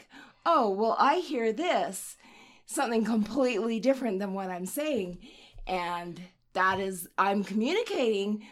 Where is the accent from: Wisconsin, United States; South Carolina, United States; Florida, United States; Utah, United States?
Utah, United States; I am from Utah. I've lived in Utah forever.